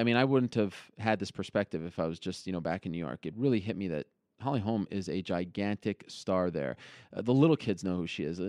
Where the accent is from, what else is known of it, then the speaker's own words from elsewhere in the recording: Montreal, Quebec, Canada; I'm from Montreal